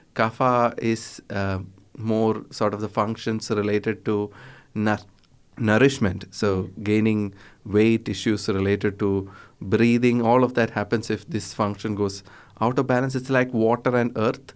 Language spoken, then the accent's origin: English; Kerala, India; I'm from Kerala